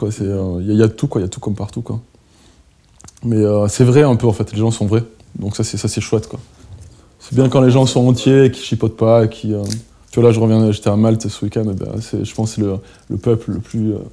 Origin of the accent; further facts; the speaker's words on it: Perpignan, Occitania, France; moved away; also born or lived in Belgrade; Je suis français. Je suis français, je suis catalan, même.